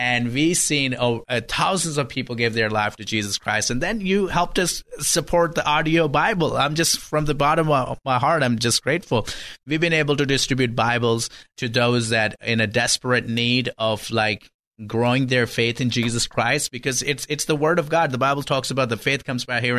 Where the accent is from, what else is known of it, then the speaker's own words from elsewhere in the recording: Pakistan; moved away as an adult; now in United States; I was born and raised in Pakistan